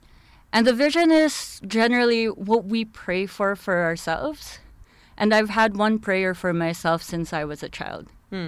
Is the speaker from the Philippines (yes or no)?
yes; Philippines; I'm from the Philippines. Mm. I'm from a third world country as well.